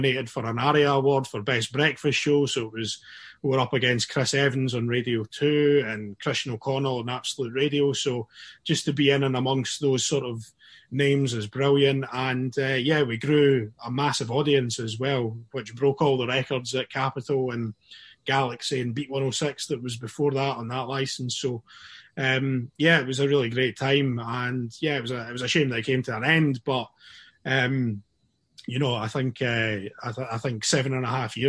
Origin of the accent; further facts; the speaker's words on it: Dunfermline, Scotland, United Kingdom; now in Glasgow, United Kingdom; growing up in Dunfermline